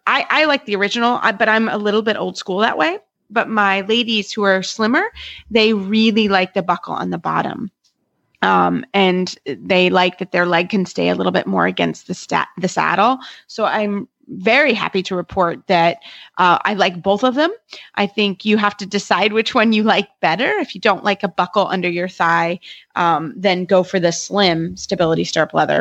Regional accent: Kentucky, United States; also born or lived in Florida; I'm from Kentucky

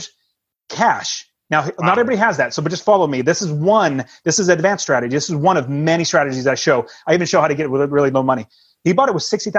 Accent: West Coast, United States; we're from the West Coast

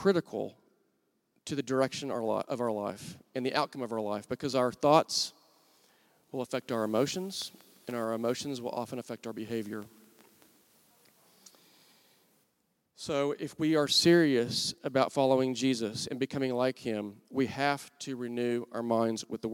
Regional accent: Wichita Falls, Texas, United States; now in Oklahoma City, United States; I'm from Wichita Falls, Texas

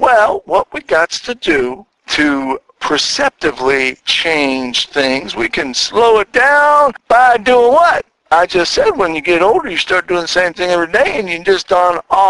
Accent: Philadelphia, Pennsylvania, United States; now in Chattanooga, United States; me and my Philly twin, we came from Philadelphia to work in Chattanooga, and we've already been here for 8 months

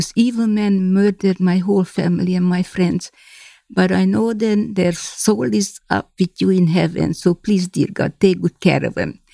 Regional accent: Hungary; English is a second language; moved away as an adult; from my hometown, only I and two other girls survived

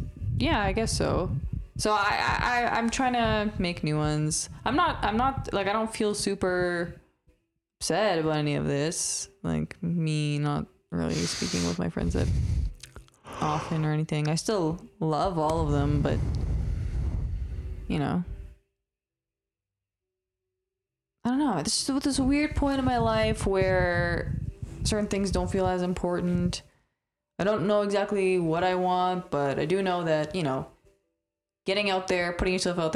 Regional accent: Canada; English is a second language; I didn't speak any English, despite the fact that I was born in Canada and like never went anywhere

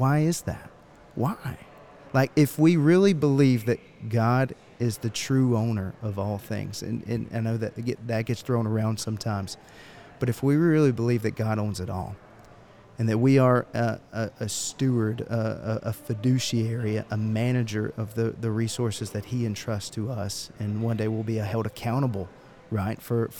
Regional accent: Georgia, United States; I'm from Georgia. I wear boots. My family grows peaches.

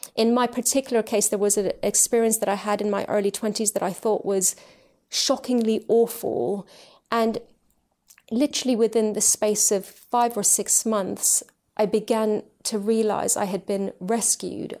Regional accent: United Kingdom; also born or lived in Tehran, Iran / Switzerland; we've lived in the U K ever since. So this has been my home, uh, growing up and ever since

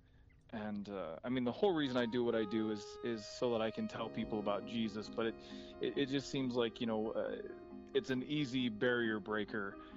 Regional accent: Southern Indiana, United States; moved away as an adult; also born or lived in Fargo, North Dakota; now in North Dakota, United States; I'm originally from Southern Indiana

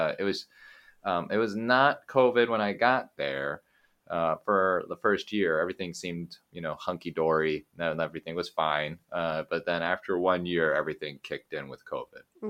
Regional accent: Eugene, Oregon, United States; moved away as an adult; also born or lived in California / Japan / Taiwan / Mexico; born in California, but I grew up in Oregon.

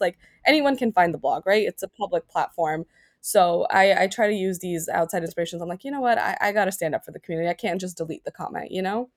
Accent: New York City, New York, United States; I was raised in Queens

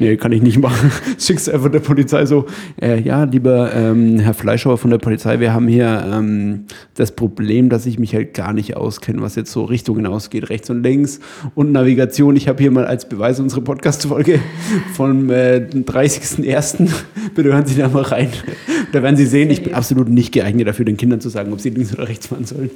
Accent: Upper Franconia, Bavaria, Germany; in Oberfranken, wo ich herkomme.

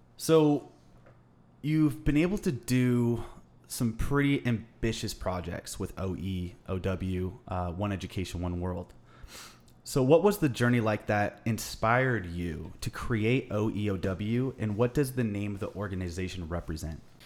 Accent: Los Angeles, California, United States; growing up in Los Angeles, in, uh, the Western United States

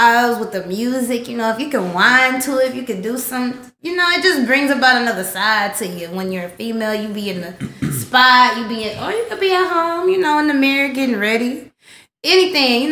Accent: Texas, United States; I live here. Like, I'm from Texas

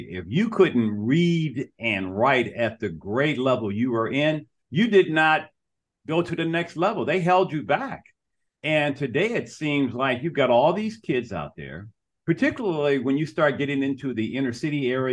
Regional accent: Detroit, Michigan, United States; moved away; I'm from Detroit, Michigan, originally. And when I grew up, Detroit was a proud city

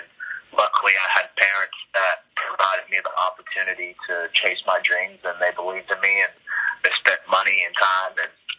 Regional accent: California, United States; also born or lived in Warner Robins, Georgia; now in Atlanta, United States; I was actually born in Warner Robins, Georgia, at Robins Air Force Base, and we were there for a few months before we got stationed out in California, where we kind of jumped around in different cities around the desert out there.

